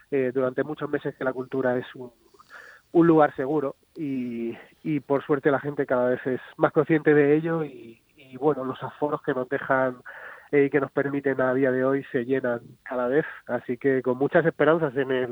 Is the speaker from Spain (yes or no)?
yes; Region of Murcia, Spain; now in Madrid, Spain; pues mucha familiaridad todo lo que ocurre en Murcia y cualquier excusa también te diré para bajar a, mi tierra para mí es bienvenida.